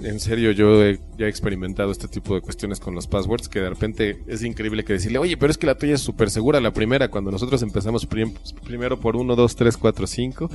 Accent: Mexico; a nosotros mexicanos

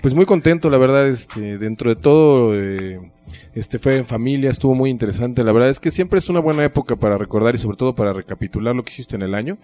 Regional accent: Mexico; a nosotros mexicanos

